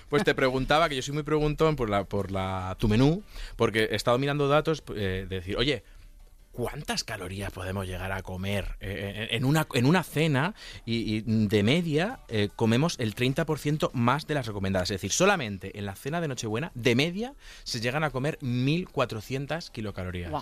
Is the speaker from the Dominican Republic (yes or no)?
no; province of Toledo, Castilla-La Mancha, Spain; yo de, Toledo, de la provincia de Toledo